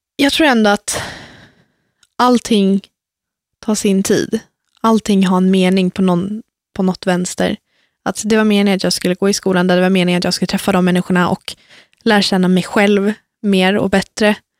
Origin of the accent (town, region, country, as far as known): Lidingö, Stockholm County, Sweden; born or raised there; also born or lived in Värmland